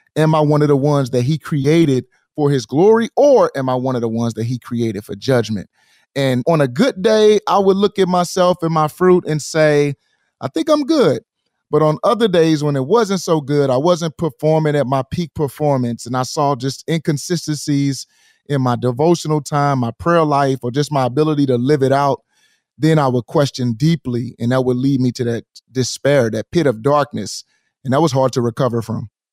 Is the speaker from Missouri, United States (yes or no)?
yes; St. Louis, Missouri, United States; in my hometown, Saint Louis, in our hometown